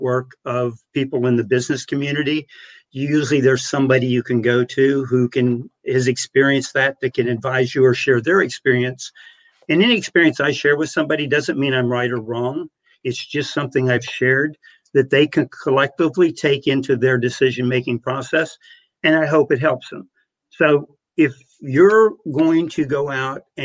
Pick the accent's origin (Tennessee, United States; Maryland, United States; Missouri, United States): Missouri, United States; Monroe City; my hometown newspaper in Monroe City, Missouri of 2,500